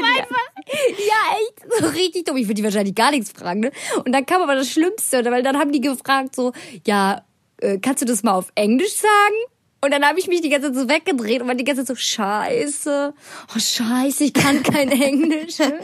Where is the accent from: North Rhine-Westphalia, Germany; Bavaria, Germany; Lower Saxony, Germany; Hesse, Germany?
North Rhine-Westphalia, Germany; Bonn; ich bin 16 Jahre alt, ich komme aus Bonn